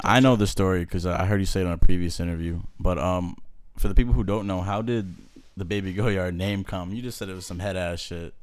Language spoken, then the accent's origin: English; New Hampshire, United States; moved away as an adult; I'm originally from New Hampshire.